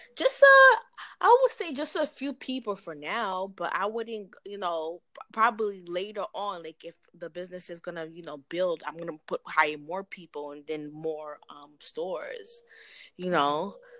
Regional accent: New York, United States; I'm from New York

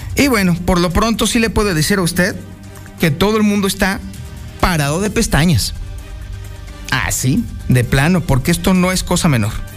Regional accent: Mexico; somos los mexicanos

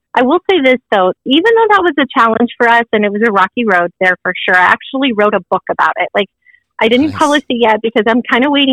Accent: Arizona, United States; moved away as an adult; now in Idaho, United States; I was born and raised in Arizona

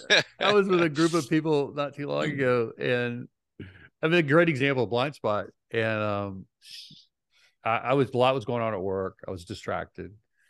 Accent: Idaho, United States; I'm from Idaho.

